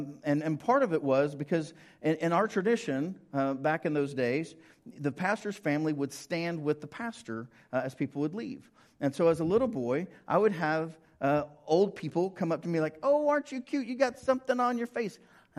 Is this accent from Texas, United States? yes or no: no; Ringling, Oklahoma, United States; also born or lived in Prattville / Bartlesville / Guthrie / Fairview; So Dad was serving Ringling when I was born, and so I grew up in Ringling, then Prattville, then Bartlesville, then Guthrie, then Fairview